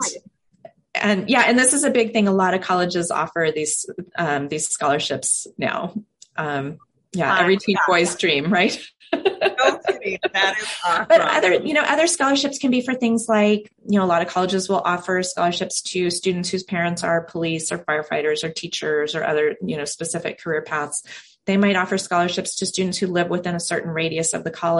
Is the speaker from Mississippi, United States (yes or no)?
no; Silicon Valley, California, United States; now in Portland, United States; I grew up in Silicon Valley